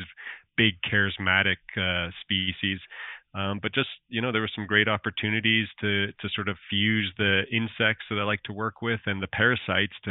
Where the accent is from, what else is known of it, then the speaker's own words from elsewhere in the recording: Alberta, Canada; accent: Canadian; moved away as an adult; also born or lived in Nova Scotia; I'm from Alberta, Canada